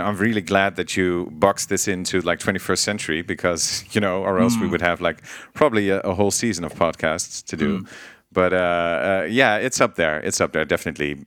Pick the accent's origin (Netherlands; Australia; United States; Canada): Netherlands; I'm from Holland.